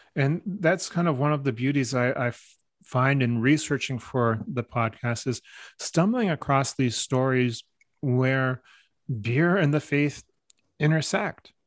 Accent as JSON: {"language": "English", "country": "Canada", "said": "Growing up, you know, part French Canadian, part English Canadian"}